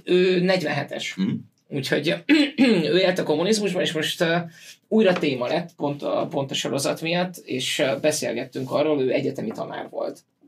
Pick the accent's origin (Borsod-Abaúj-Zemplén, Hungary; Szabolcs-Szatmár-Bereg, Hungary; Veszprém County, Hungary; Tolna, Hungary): Veszprém County, Hungary; Veszprém; Én Veszprémi vagyok